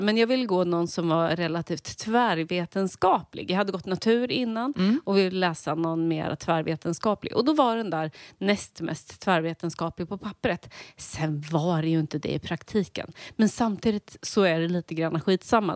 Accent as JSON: {"language": "Swedish", "town": "Linköping", "region": "Östergötland", "country": "Sweden", "tie": "born or raised there", "said": "Jag växte upp i Linköping"}